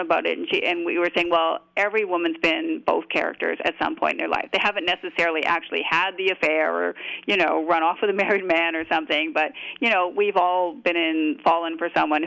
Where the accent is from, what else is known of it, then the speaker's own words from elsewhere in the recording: Canada; I'm a Canadian